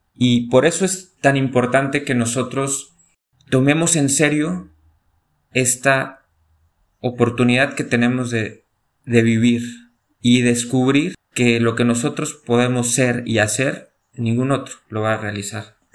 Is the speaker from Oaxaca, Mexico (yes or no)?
no; León, Guanajuato, Mexico; moved away as an adult; also born or lived in Rome; now in Salta, Argentina; Yo soy de León, Guanajuato, México